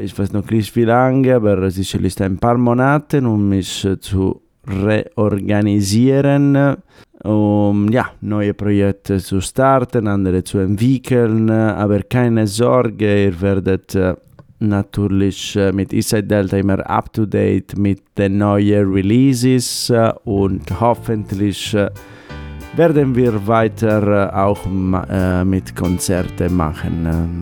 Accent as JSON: {"language": "German", "region": "Sardinia", "country": "Italy", "tie": "born or raised there", "second_language": "German", "moved": "yes", "said": "Wir fliegen jetzt nach Sardinien, nach meinem Heimat."}